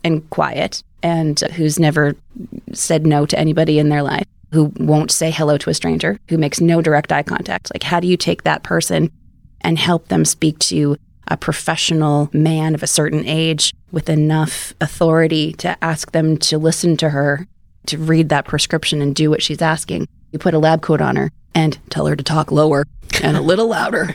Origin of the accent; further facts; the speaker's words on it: Manitoba, Canada; I'm from Manitoba